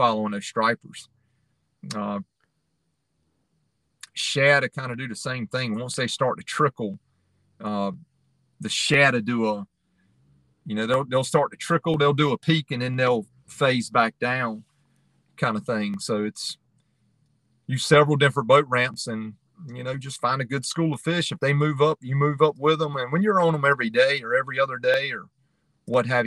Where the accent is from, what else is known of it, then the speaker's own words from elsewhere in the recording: Roanoke River, North Carolina, United States; I grew up on the Roanoke. That's where I learned to striper fish